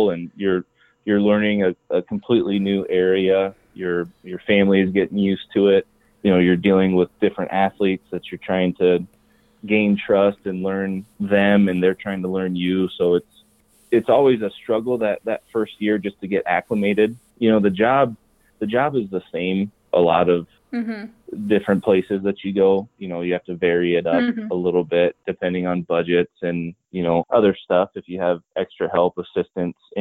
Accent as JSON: {"language": "English", "region": "Northeast Nebraska", "country": "United States", "moved": "as an adult", "lives_now": "South Dakota, United States", "said": "I'm from Northeast Nebraska."}